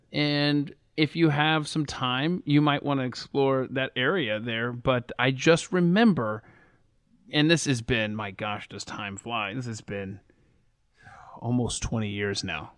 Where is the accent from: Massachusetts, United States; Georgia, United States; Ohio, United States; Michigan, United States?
Georgia, United States; Atlanta; I grew up in the South. I grew up in Atlanta.